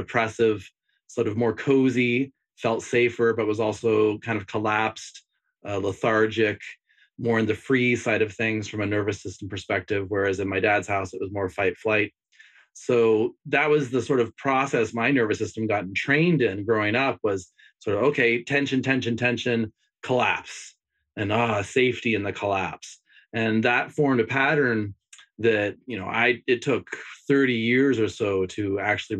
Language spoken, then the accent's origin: English; Bay Area of California, United States; I grew up in the Bay Area of California in a split family.